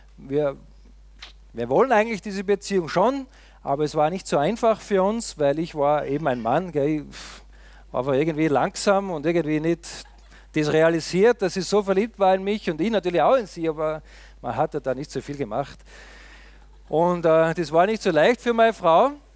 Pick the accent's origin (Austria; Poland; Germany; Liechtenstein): Austria; moved away; Ich komme ja aus dem tiefen Österreich, wie man gesehen hat, da in den Bergen, wo es fast nur Schnee gibt und sonst nicht viel